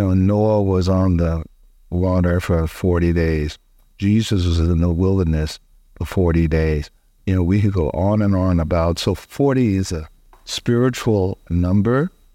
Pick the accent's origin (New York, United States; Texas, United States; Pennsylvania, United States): Texas, United States; College Station; my hometown, Bryan College Station, Texas